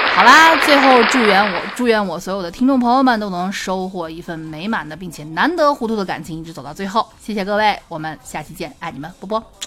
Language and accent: Chinese; Xi'an, Shaanxi, China; accent: Xi'an dialect; 我们西安话